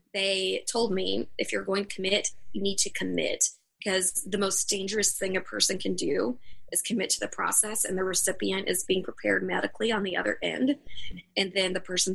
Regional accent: the South, United States; I'm from the South

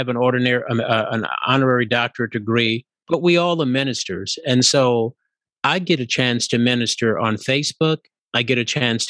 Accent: New Orleans, Louisiana, United States; moved away as an adult; also born or lived in San Diego; now in Los Angeles, United States; ever since I was about 10 years old growing up in Louisiana

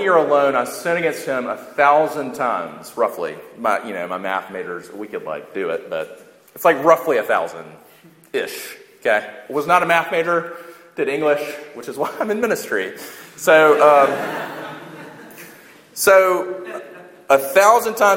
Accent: United States; we're Western and we're American

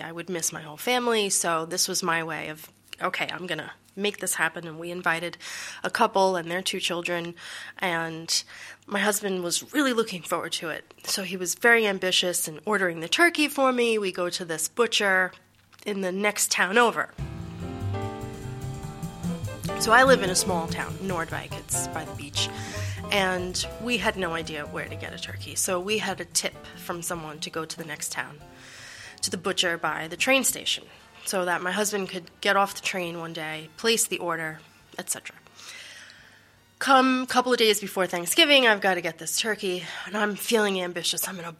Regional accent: New York City, New York, United States; moved away as an adult; now in Netherlands; I'm from New York City, living in the Netherlands for about six and a half years now.

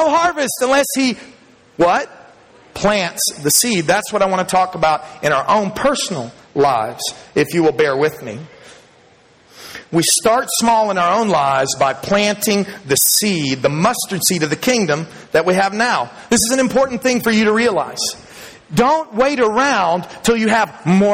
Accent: Dallas, Texas, United States; When I was a young man growing up in Texas, I grew up in Dallas

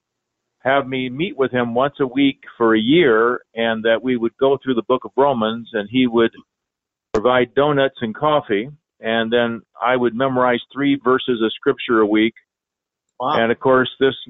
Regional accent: Indianapolis, Indiana, United States; moved away as an adult; also born or lived in Oklahoma; I was raised in Indianapolis, Indiana

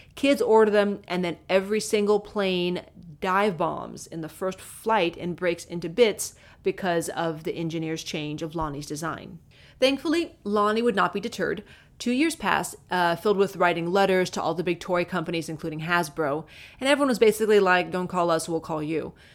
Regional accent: Southern California, United States; as a kid growing up in Southern California

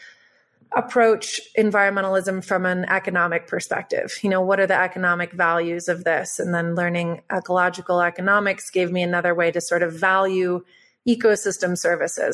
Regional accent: Boulder, Colorado, United States; I grew up in Boulder, so we had friends who were scientists at NIST and NOAA

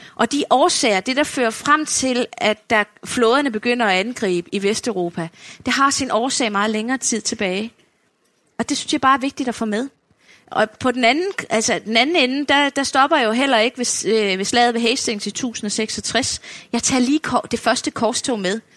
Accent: Funen, Southern Denmark, Denmark; nu er jeg jo selv fynbo

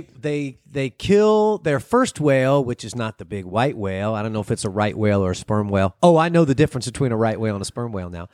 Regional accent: United States; I'm from America.

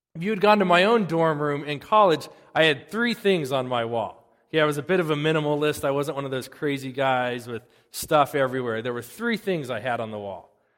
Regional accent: United States

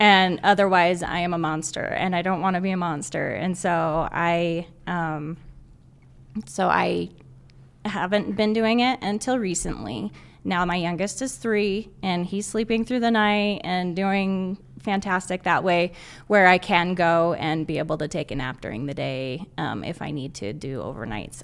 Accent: Southern Utah, United States; moved away as an adult; now in Northern Utah, United States; I'm originally from Southern Utah. I moved to Northern Utah to go to school

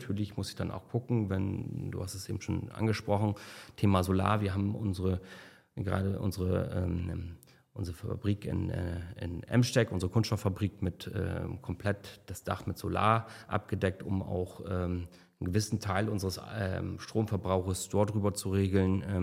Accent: South Tyrol, Italy; ich bin eigentlich äh, Südtiroler und, äh, und Nordsee, aber ich fahre nach Malle.

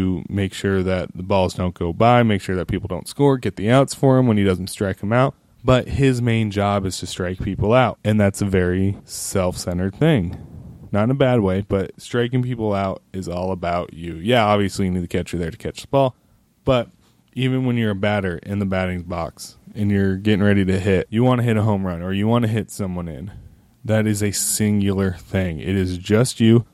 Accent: Roseville, California, United States; I grew up in Sacramento, or the outskirts of Sacramento, Roseville

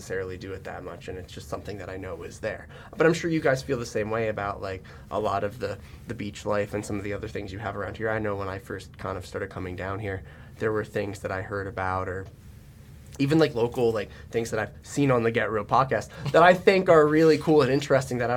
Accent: New Jersey, United States; now in Southern Maryland, United States; I'm from Central Jersey

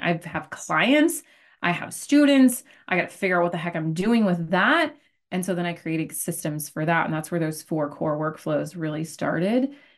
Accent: Arizona, United States; I am from Arizona, born and raised, call it, uh, a desert rat

